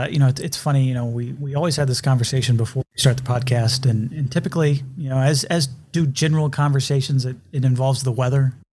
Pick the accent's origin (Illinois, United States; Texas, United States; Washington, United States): Texas, United States; Allen; moved away as an adult; also born or lived in Carrollton, Texas; now in Los Angeles, United States; I was born in Carrollton, Texas, which is in Dallas-Fort Worth. Went to high school in Allen, Texas